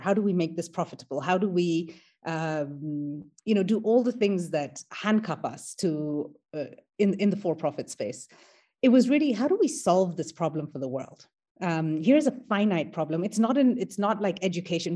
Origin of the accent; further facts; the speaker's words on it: Kenya; I am an Indian Kenyan. So my ancestors came to Kenya as indentured laborers